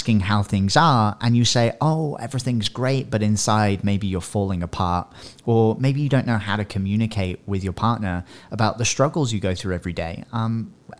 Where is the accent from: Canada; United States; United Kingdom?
United Kingdom; England; I'm English